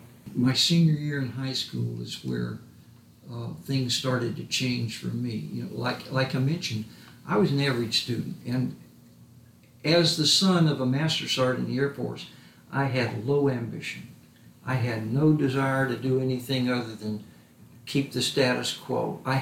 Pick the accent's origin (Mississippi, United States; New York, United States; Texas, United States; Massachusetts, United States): Mississippi, United States; Biloxi; born or raised there